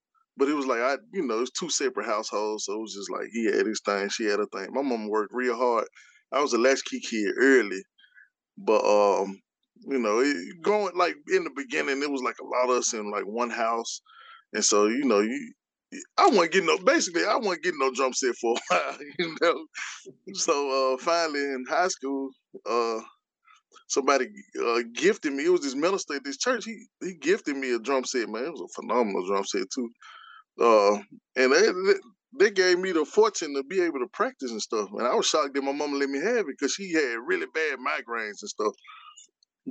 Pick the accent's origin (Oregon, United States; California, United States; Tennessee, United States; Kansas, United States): Tennessee, United States; Memphis; I'm from Memphis